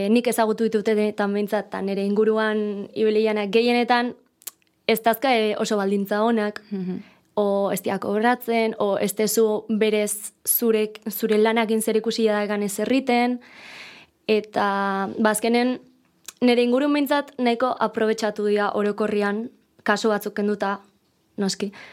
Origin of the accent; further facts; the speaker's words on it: Zarautz, Basque Country, Spain; zarauztarra naiz, eta hogeita bi urte dazkat.